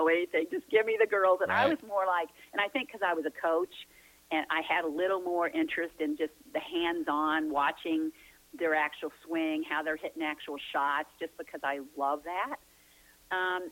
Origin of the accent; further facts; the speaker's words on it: St. Louis, Missouri, United States; it was my hometown